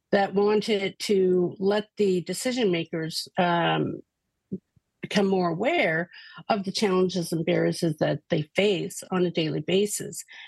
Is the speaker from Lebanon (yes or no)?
no; Canada; we are Canadian